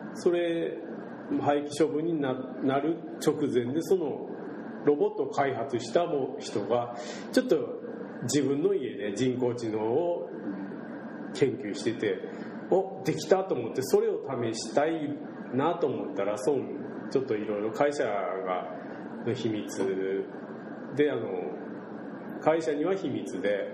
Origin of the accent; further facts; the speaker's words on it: Shimabara, Nagasaki, Japan; accent: Shimabara-ben; 島原弁で喋るじゃないですか僕ら